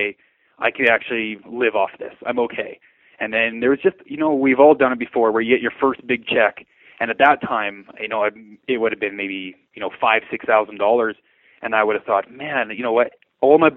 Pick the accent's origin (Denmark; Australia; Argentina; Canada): Canada; Lethbridge, Alberta; I was born and raised here in Lethbridge.